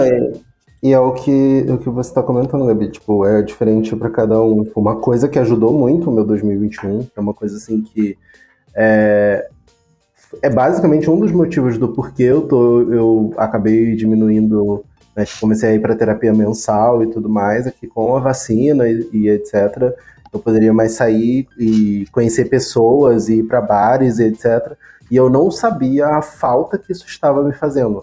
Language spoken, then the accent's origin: Portuguese; Brazil; A gente é brasileiro